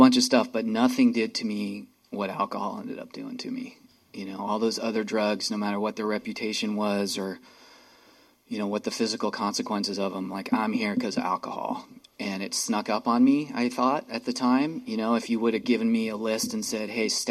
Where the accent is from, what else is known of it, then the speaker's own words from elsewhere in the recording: Santa Cruz, California, United States; moved away as an adult; also born or lived in San Francisco; now in Seattle, United States; I got sober in Santa Cruz, California in 1989 when I was 22